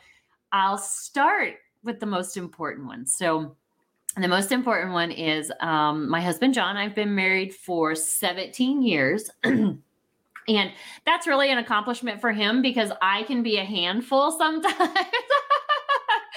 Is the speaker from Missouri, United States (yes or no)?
yes; Warrensburg, Missouri, United States; also born or lived in Oklahoma City, Oklahoma; now in Kansas City area, United States; I was born in Warrensburg, Missouri.